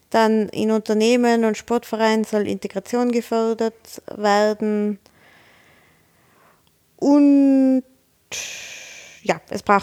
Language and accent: German; Tyrol, Austria; Ja, und wir sind Tiroler, wir könnten sowieso nicht da.